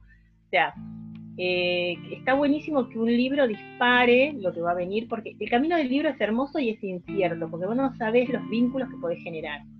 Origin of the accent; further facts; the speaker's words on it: Salta, Argentina; yo soy de Salta, eso no, me acuerdo si lo había puesto en la bio, este, soy una soy salteña